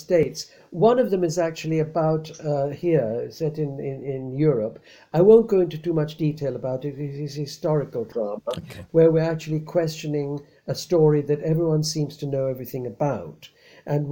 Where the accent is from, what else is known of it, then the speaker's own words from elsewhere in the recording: India; moved away; I was born in India in such and such a year